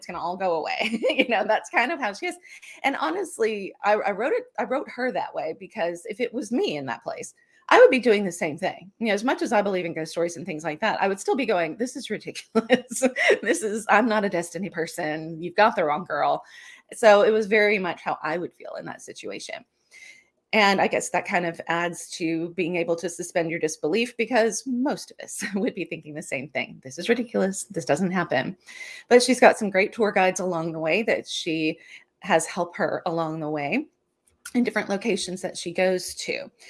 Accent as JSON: {"language": "English", "region": "Louisiana", "country": "United States", "tie": "born or raised there", "said": "And with what I grew up around in South Louisiana, ghost stories and things"}